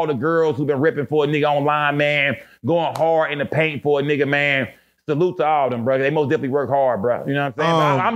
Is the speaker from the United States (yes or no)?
yes; Garland, Texas, United States; I'm a 635 nigga. I'm from Garland